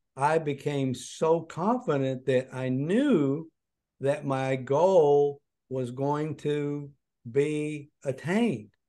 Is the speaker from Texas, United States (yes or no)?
no; Wise, Virginia, United States; moved away; my hometown of Wise Virginia